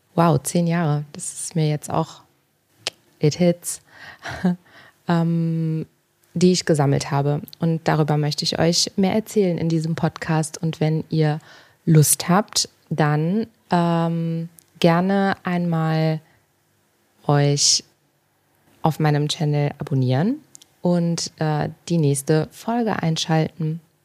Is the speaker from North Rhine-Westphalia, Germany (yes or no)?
yes; Cologne, North Rhine-Westphalia, Germany; Ich bin jetzt gerade in Berlin. Ähm, ich komme ursprünglich aus Köln